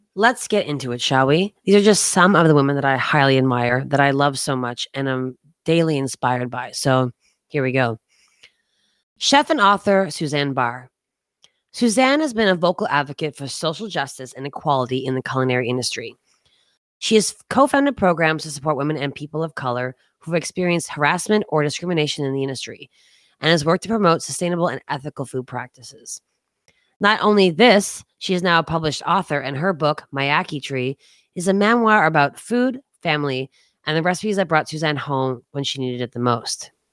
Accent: East Coast of Canada, Canada; moved away; also born or lived in Toronto / New York City; I grew up on the East Coast of Canada

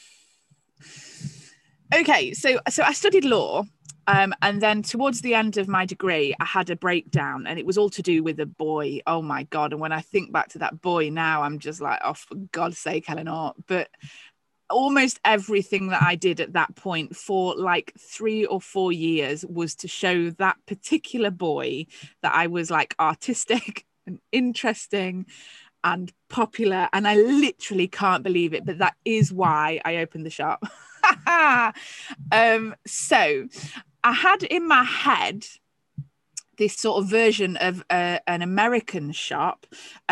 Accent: England, United Kingdom; I was the only English shopkeeper on there.

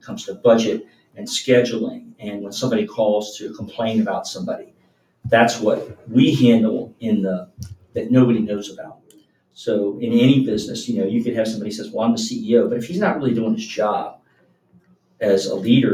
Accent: Norwood, Ohio, United States; I grew up in Norwood.

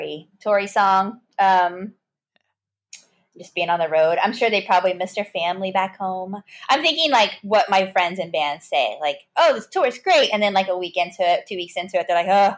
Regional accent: Bandera, Texas, United States; my hometown is called Bandera

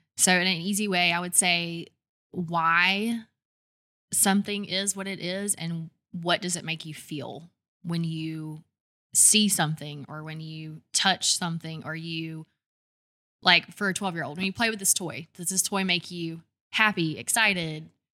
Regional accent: Douglasville, Georgia, United States; moved away as an adult; also born or lived in Alabama; now in Birmingham, United States; I'm, I'm from Georgia, right outside of Atlanta, twenty miles west of Atlanta, in a little town called Douglasville

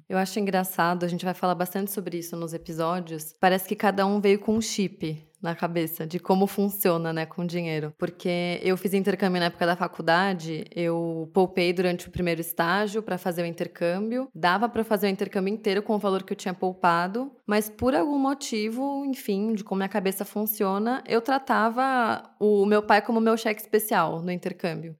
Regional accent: São Paulo, Brazil; Sim, eu sou de São Paulo. Nasci em São Paulo, meus pais também. Cresci aqui

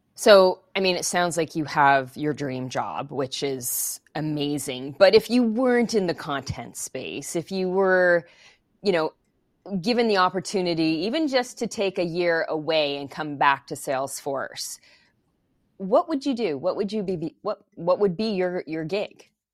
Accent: Montreal, Quebec, Canada; first language English; growing up in Montreal, I speak French and English

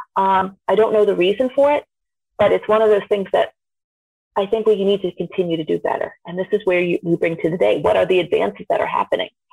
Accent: Vermont, United States; I grew up actually in Vermont, which is not the world's most diverse place, but being somebody of Indian descent

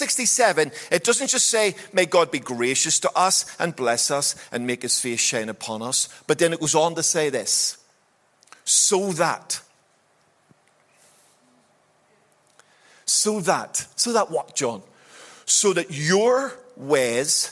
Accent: Belfast, Northern Ireland, United Kingdom; wee boy growing up in Belfast

